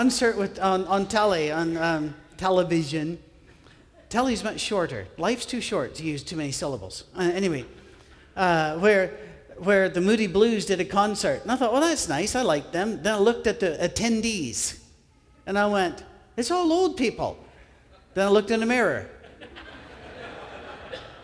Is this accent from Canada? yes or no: no; United Kingdom; I'm British